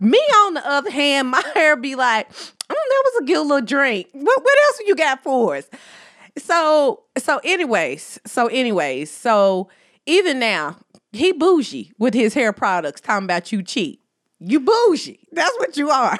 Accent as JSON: {"language": "English", "country": "United States", "accent": "country", "said": "my country accent"}